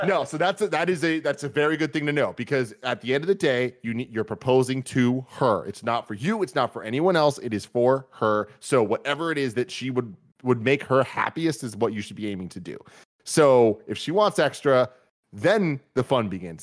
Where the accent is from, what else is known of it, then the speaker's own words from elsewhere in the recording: San Francisco, California, United States; both of us being born and raised in San Francisco